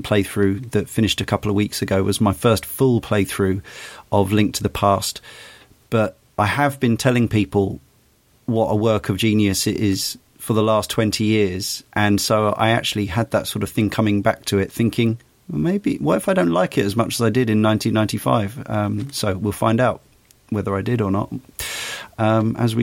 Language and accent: English; United Kingdom; I'm coming as a British kid who came, young adult by this point